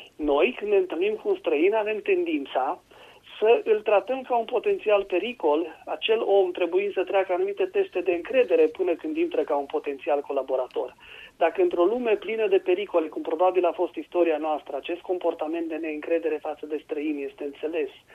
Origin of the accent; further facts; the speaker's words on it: Romania